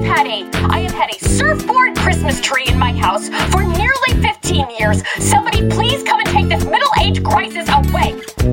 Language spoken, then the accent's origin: English; Colorado, United States; I'm from Colorado. I like to skate.